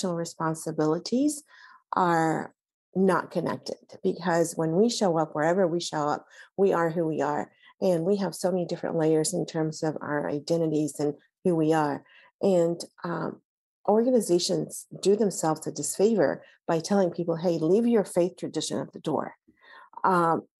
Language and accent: English; Alexandria, Alexandria Governorate, Egypt; now in United States; I was born in Egypt, raised in Alexandria, Egypt, went to French Catholic schools that were run by nuns